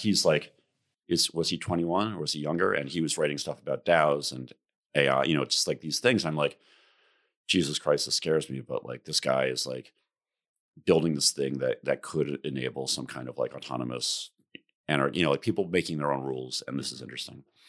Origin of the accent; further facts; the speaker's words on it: New York area, United States; I, I grew up in the New York area. I went to school in the city.